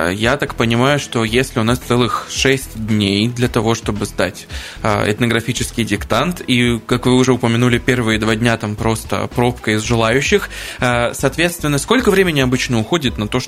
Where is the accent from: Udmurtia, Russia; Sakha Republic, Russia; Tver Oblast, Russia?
Sakha Republic, Russia; возможно, помогло то, что я сам из Якутии просто родом.